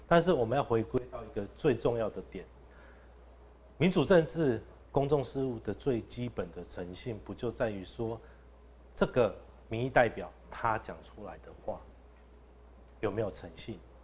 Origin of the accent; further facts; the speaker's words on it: Wuri, Dadu, Longjing, Taichung, Taiwan; 我是台中市议员，第三选区，乌日大都、龙井的候选人